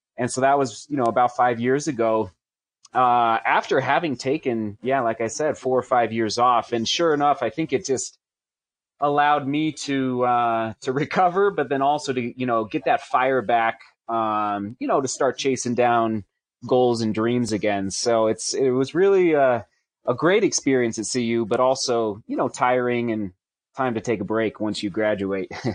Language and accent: English; Buena Vista, Colorado, United States; I'm a B V kid, so I grew up in Buena Vista